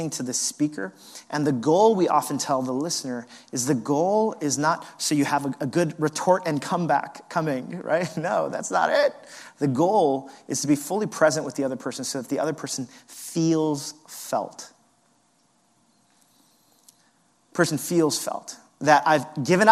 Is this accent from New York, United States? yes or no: yes; New York, United States; as a New Yorker